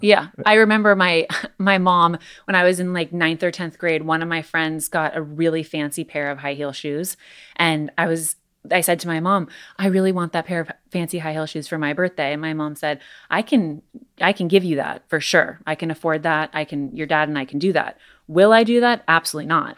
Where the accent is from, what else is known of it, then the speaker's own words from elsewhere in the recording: Los Angeles, California, United States; growing up in Los Angeles